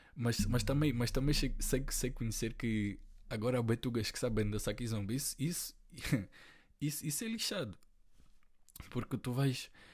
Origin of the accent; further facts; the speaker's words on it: Portugal; eu nasci aqui